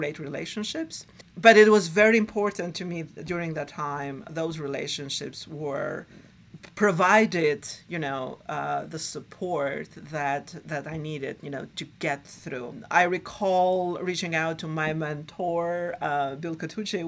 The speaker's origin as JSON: {"language": "English", "country": "Albania", "tie": "born or raised there", "moved": "as an adult", "lives_now": "New York City, United States", "said": "I was born and raised in Albania during the Cold War"}